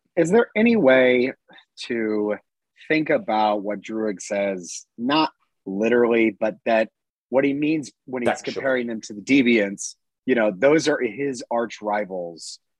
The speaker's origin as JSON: {"language": "English", "region": "Georgia", "country": "United States", "said": "I'm from Georgia"}